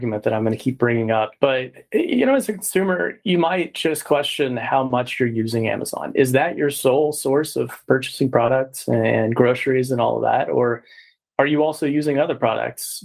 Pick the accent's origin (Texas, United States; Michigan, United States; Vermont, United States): Texas, United States; I'm from Texas as well